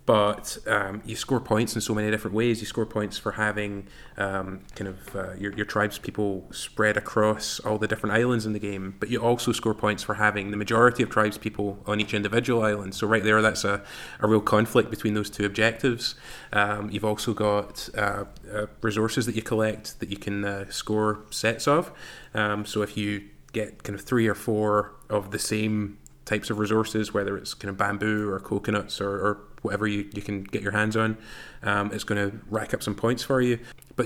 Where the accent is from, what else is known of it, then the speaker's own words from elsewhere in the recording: Glasgow, Scotland, United Kingdom; I'm from Glasgow.